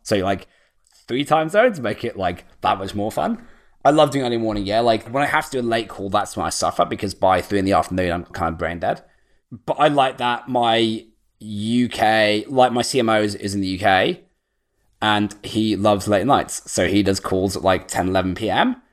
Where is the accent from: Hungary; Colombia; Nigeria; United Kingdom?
United Kingdom; moved away as an adult; I'm actually British, yeah? So, like, I live as far as possible as, like, away from my hometown as I could do on the other side of the world